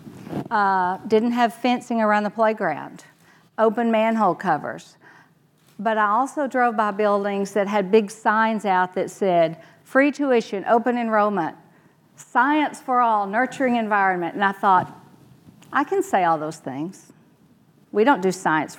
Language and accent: English; Texas, United States; Me too. And I had a great experience there